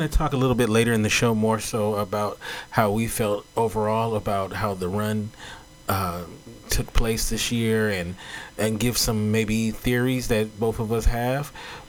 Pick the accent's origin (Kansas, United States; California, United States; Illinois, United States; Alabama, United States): California, United States; Southern; a fellow native. I'm from here as well.